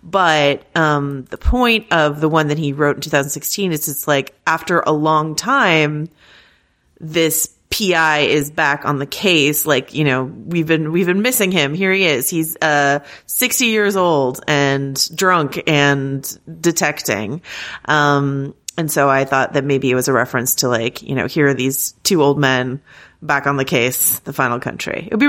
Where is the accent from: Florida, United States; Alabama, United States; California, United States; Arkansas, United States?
Arkansas, United States; When I was growing up in Arkansas, I never knew a single Ardoin, but down here in Louisiana, they are everywhere.